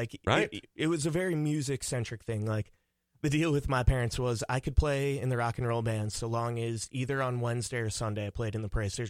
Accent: Thief River Falls, Minnesota, United States; I grew up in Thief River Falls, Minnesota.

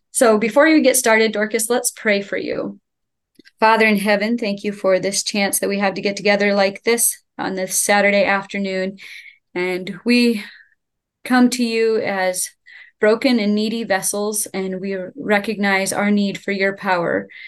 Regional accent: State College, Pennsylvania, United States; we are from State College, Pennsylvania, part of the Followers of Jesus Church here.

